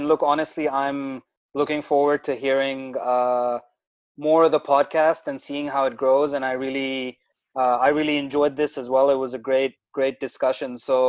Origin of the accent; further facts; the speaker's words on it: Dubai, United Arab Emirates; also born or lived in Karachi, Pakistan / Melbourne; now in Australia; So essentially, I was born in Dubai, UAE. I'm originally from Karachi, Pakistan. I lived a little bit over there, but most of my life was in Dubai.